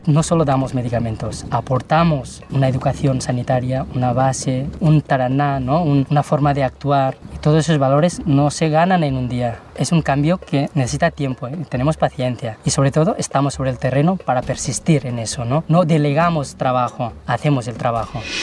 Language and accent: Spanish; Girona, Catalonia, Spain; Spanish is a second language; also born or lived in Takla, Jumla, Nepal; soy de Girona, pero de origen nepalí